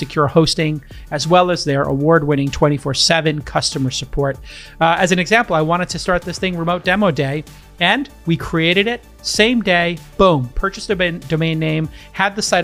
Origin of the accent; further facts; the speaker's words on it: New York, United States; New York, my hometown